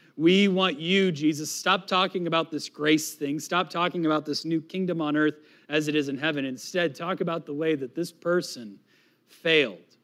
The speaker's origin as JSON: {"language": "English", "region": "New England", "country": "United States", "also_born_or_lived": "Florida", "moved": "yes", "said": "I am from New England"}